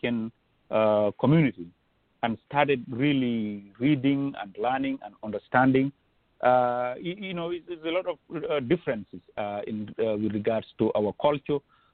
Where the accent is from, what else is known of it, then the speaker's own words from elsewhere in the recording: Gambia; moved away as an adult; also born or lived in Banjul, Gambia / Central River Division, Gambia; now in Wisconsin, United States; growing up in Gambia, I grew up